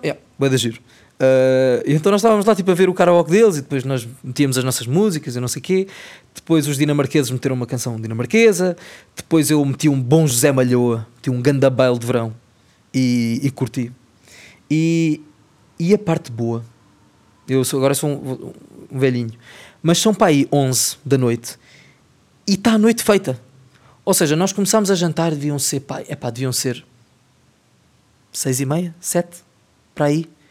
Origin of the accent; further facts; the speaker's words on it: Portugal; nós em Portugal